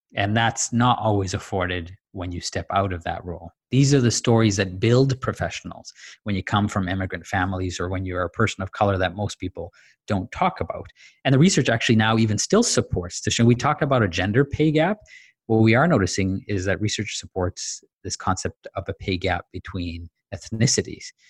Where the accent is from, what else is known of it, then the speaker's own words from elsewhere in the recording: Dar es Salaam, Tanzania; also born or lived in Zanzibar; now in Canada; I grew up in Dar es Salaam, Tanzania, and my family's originally Zanzibari